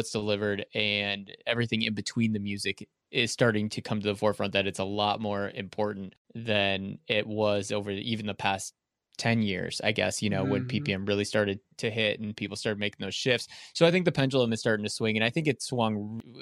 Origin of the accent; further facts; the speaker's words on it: Chicago, Illinois, United States; moved away as an adult; claiming it as my hometown